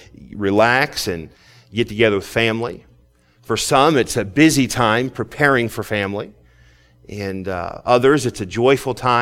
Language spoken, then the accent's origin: English; United States; as an American